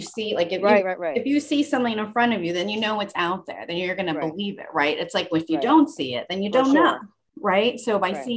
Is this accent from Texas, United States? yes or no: no; Los Angeles, California, United States; first language English; I'm from